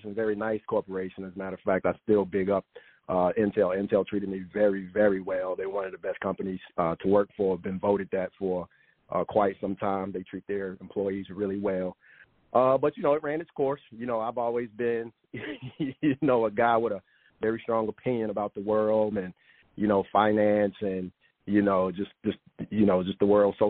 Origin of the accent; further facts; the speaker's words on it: South Carolina, United States; I'm from South Carolina